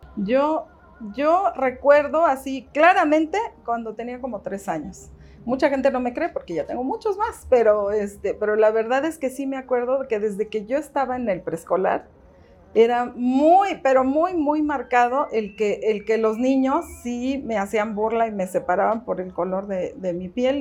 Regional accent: Mexico City, Mexico; nací aquí en la Ciudad de México, yo no he vivido nunca en ningún otro lugar.

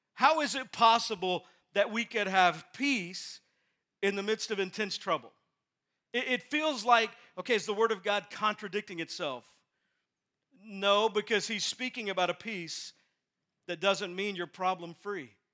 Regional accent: Texas, United States; moved away; I'm from Texas. My dad's still in Texas

